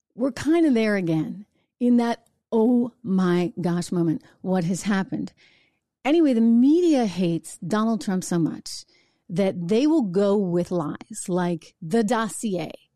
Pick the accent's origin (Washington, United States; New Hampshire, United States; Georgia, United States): New Hampshire, United States; New Hampshire, my home state